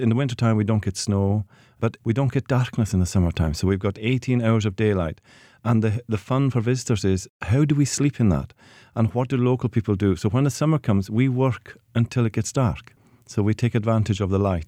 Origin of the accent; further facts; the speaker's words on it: Hebrides, Scotland, United Kingdom; growing up in the Hebrides